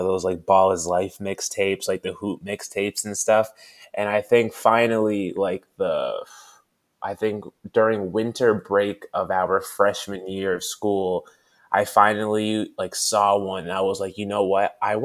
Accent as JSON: {"language": "English", "region": "Connecticut", "country": "United States", "said": "I'm from South Lindsay, Connecticut, which is only about 10 minutes away from Hartford. So, we're like kind of in central Connecticut"}